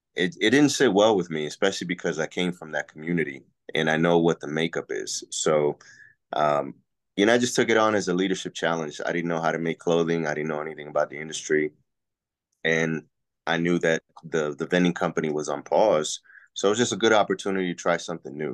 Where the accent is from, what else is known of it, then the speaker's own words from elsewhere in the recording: Puerto Rico; now in Texas, United States; I'm from Puerto Rico originally, so I am an I, I am the original island boy